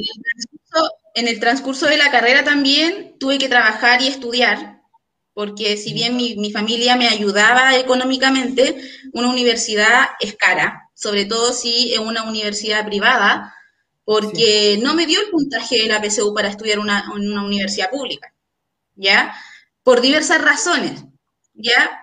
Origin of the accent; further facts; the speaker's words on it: Puente Alto, Santiago Metropolitan Region, Chile; now in Talagante, Chile; nací en Puente Alto. No, no, no tengo por qué mentir en dónde nací, ¿ya? Luego me vine a vivir, a Talagante hace aproximadamente 10 años